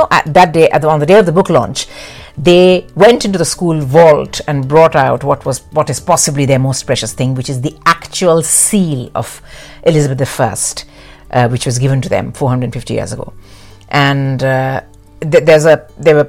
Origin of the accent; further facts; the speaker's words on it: Delhi, India; moved away; also born or lived in Madhya Pradesh; as a kid, when we grew up in Delhi